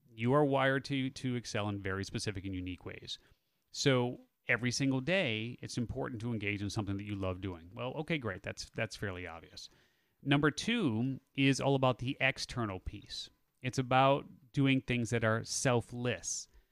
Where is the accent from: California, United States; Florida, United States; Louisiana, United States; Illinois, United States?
Illinois, United States; Chicago; moved away as an adult; I grew up in the Chicago area